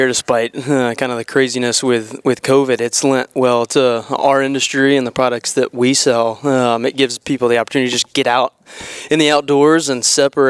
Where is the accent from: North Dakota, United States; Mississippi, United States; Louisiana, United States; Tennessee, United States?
Tennessee, United States; Franklin; I grew up here in Tennessee, grew up in Franklin, went to high school in Franklin, moved around a bit, and eventually found my way back here, and glad to be back home. For me, this is home.